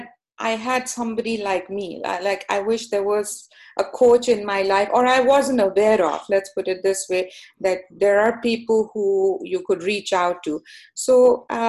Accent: Canada; also born or lived in Pakistan; I am a Canadian, so my heart is in Canada. This is my home

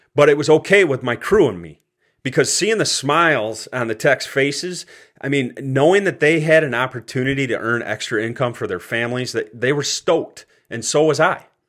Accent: Cortland, New York, United States; moved away as an adult; my hometown of Cortland, New York

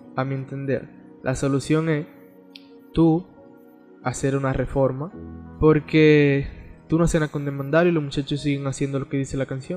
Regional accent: Dominican Republic

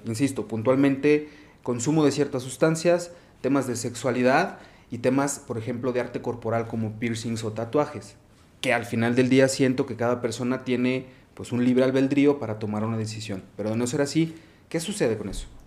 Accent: Mexico; nuestra fe y nuestra espiritualidad como sociedad, como cultura mexicana

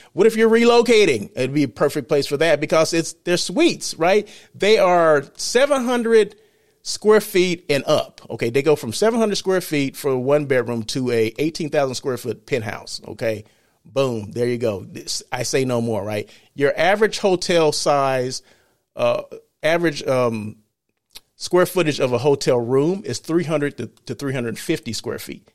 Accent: Blythe, California, United States; moved away as an adult; also born or lived in Los Angeles, California; I'm from Blythe, California, okay? That's my hometown

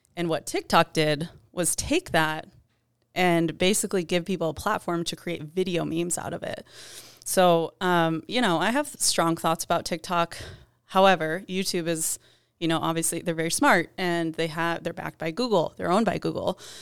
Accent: Ann Arbor, Michigan, United States; moved away; Originally from Ann Arbor, Michigan.

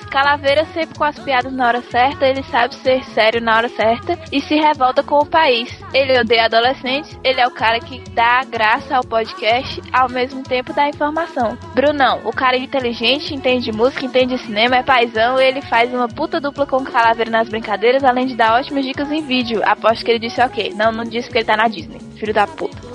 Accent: São Paulo, Brazil; Olá, eu sou de São Paulo, capital, tenho 21 anos de idade.

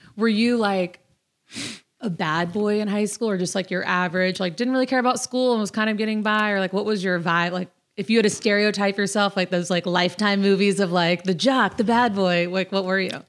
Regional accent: Destin, Florida, United States; moved away; I am from Destin, Florida

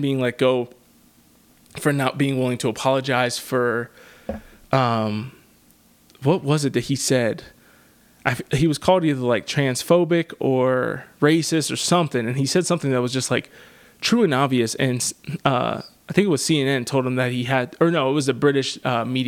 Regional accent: Pennsylvania, United States; my home state of PA

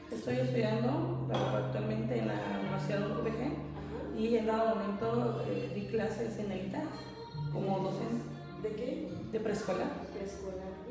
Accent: Comitán, Chiapas, Mexico; also born or lived in Chimón (birthplace, until age 5); Soy de Chimón, nacida allá y criada hasta los 5 años. De ahí yo me cambio por cuestiones laborales de mi mamá y pues más que nada de mi educación, que era fundamental para ella. Entonces nos trae para Comitán y de acá son 20 años que estoy radicando.

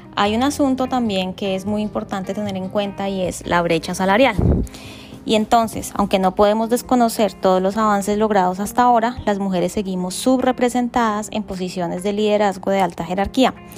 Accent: Colombia; soy colombiana

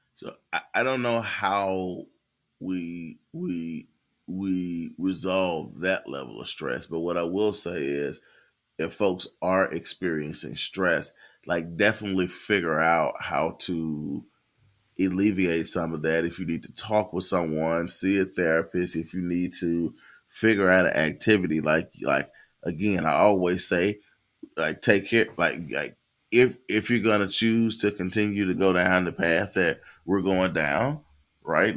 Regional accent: the South, United States; I'm a Southerner

